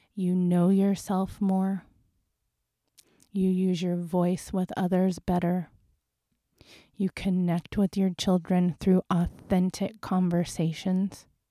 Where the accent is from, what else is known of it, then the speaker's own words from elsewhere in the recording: Las Vegas, Nevada, United States; I come from Las Vegas